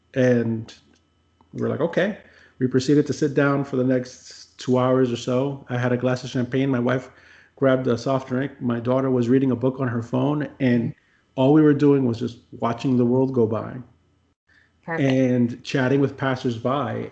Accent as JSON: {"language": "English", "country": "United States", "said": "as an American"}